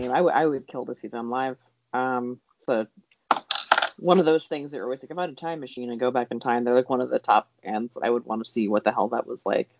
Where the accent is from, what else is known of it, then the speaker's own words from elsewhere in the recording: East Coast, United States; growing up on the East Coast